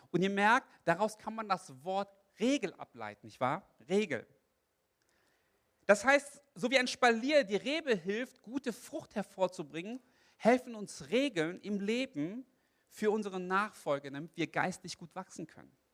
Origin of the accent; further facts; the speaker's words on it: South Korea; Wisst ihr, ich bin Koreaner und koreanische Gemeinden, die haben ein Fable für Morgengebet.